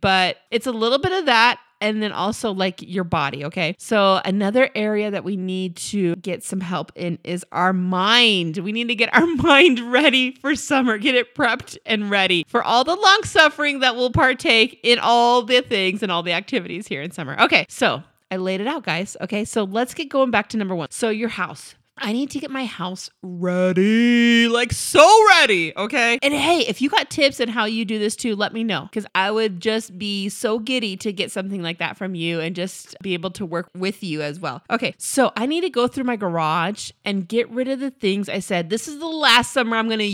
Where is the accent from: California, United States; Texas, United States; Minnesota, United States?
California, United States; we're from California